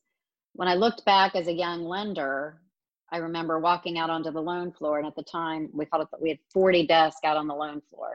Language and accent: English; Springfield, Ohio, United States; also born or lived in Raleigh, North Carolina / Bowling Green, Ohio; I grew up in Springfield